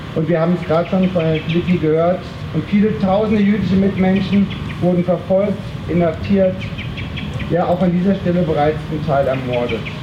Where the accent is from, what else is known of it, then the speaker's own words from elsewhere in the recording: Freiburg im Breisgau, Baden-Württemberg, Germany; als Freiburger